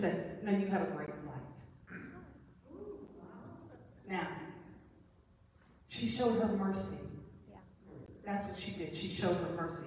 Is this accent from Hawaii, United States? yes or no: no; Flint, Michigan, United States; I'm from Flint